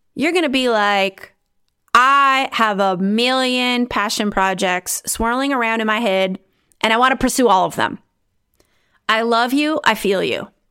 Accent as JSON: {"language": "English", "country": "United States", "also_born_or_lived": "Romania", "moved": "as an adult", "lives_now": "Netherlands", "said": "I'm originally from the United States"}